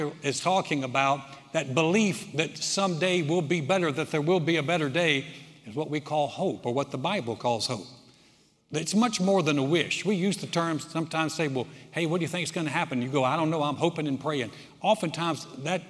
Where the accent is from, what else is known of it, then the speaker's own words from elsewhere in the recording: North Carolina, United States; moved away; my home state, North Carolina